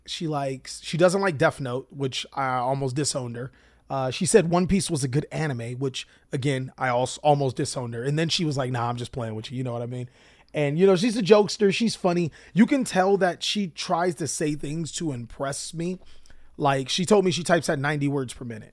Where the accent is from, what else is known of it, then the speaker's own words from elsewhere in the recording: Long Beach, California, United States; moved away; also born or lived in Watts, California; we arrive to Pleasant Long Beach, my hometown